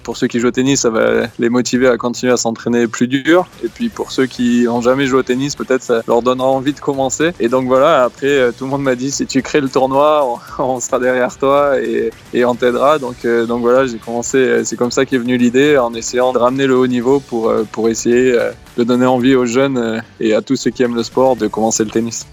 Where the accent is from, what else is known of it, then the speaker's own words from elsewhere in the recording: Bosdarros, Nouvelle-Aquitaine, France; moved away as an adult; also born or lived in Paris; je viens du village de Bois-Bezin et euh, je suis resté euh, à Bois-Bezin jusqu'à mes 20 ans